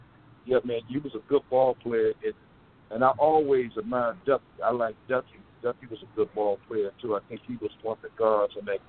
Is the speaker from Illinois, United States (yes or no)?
yes; Chicago, Illinois, United States; I came from Robert Taylor.